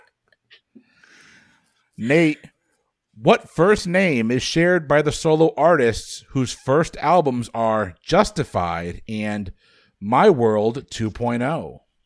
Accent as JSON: {"language": "English", "town": "Bridgeport", "region": "Connecticut", "country": "United States", "tie": "born or raised there", "said": "The largest city is where I was born, Bridgeport, Connecticut"}